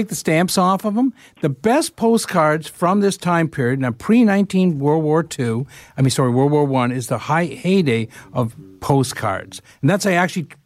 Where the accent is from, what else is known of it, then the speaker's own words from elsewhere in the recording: London, Ontario, Canada; moved away; I grew up in London